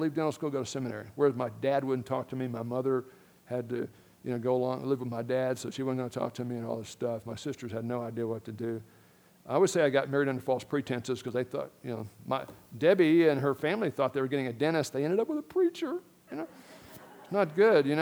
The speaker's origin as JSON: {"language": "English", "town": "Miami", "region": "Florida", "country": "United States", "tie": "born or raised there", "said": "I grew up in Miami, Florida, elementary school."}